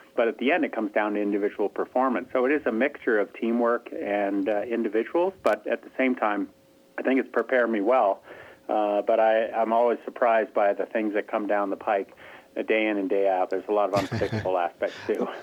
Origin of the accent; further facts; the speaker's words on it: Stowe, Vermont, United States; I'm from there. I'm from Stowe, Vermont